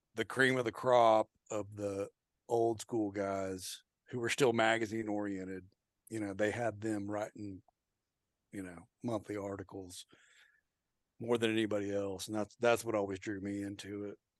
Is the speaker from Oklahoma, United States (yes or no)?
yes; Oklahoma, United States; I'm from Oklahoma